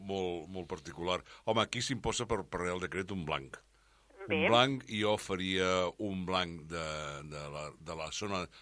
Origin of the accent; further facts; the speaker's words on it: Catalonia, Spain; sóc català fins al moll de l'os